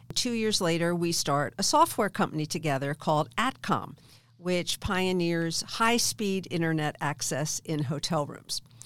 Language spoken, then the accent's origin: English; outside of Philadelphia, Pennsylvania, United States; I grew up in Philadelph-, outside of Philadelphia